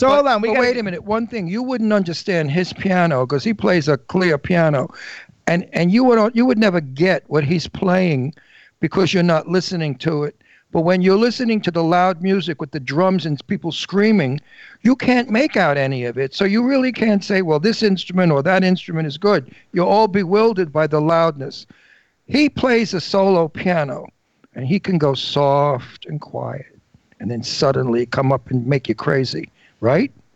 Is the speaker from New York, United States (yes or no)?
yes; New York City, New York, United States; moved away; I'm a native. I was born in Brooklyn